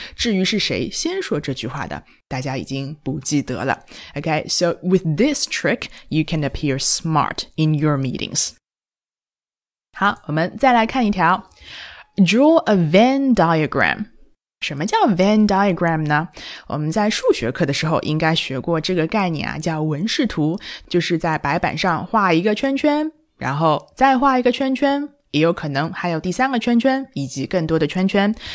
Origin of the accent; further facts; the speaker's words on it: China; 我们中国人